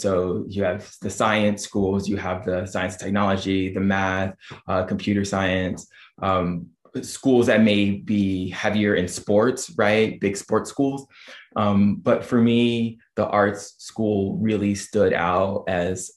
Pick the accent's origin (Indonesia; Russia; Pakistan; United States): United States; Dayton, Ohio; also born or lived in Oberlin, Ohio; I was born in Dayton, Ohio. That's where I grew up from the time I was born